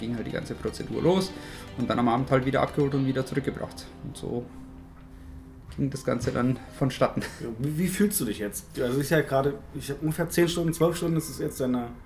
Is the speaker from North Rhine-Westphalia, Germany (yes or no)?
no; Munich, Bavaria, Germany; Ich komme aus München und bin Barkeeper vom Beruf